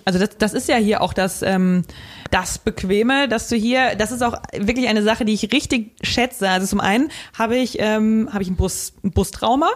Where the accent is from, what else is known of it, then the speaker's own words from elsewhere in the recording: Westerwald, Rhineland-Palatinate, Germany; moved away; in meiner Heimat, in äh, meinem Heimat 500 Einwohner Dorf im Westerwald.